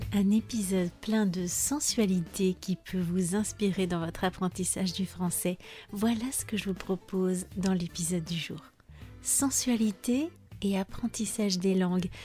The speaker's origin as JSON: {"language": "French", "country": "France", "said": "Je suis française"}